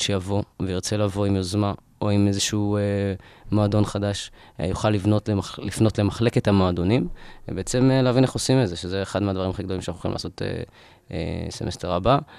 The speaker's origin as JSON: {"language": "Hebrew", "town": "Rishon LeZion", "region": "Central District", "country": "Israel", "moved": "as an adult", "lives_now": "Ramat Gan, Israel", "said": "אני מראשון"}